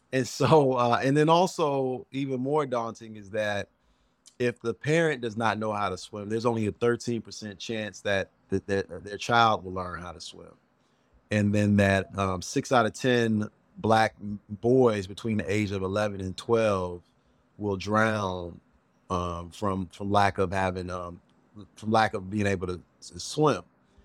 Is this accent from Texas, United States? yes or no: no; Chicago, Illinois, United States; I let them know I'm from the South Side of Chicago.